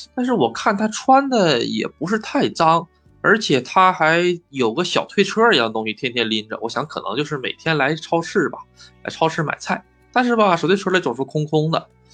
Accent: China; now in Japan; 我是中国人

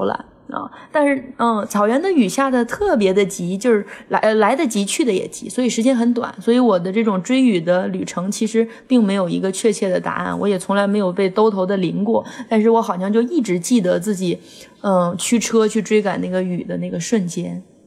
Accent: Inner Mongolia, China; 我们小时候在内蒙古

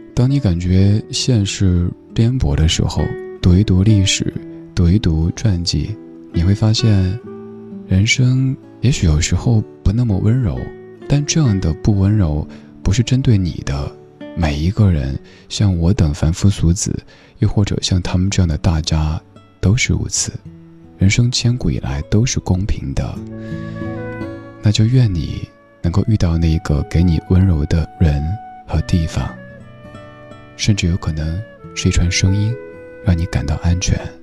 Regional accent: China; 我们中国人

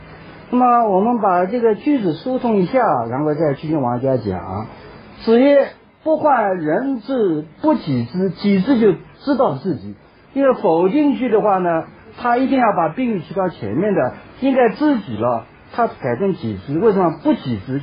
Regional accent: China; 说我们中国人的诗呢

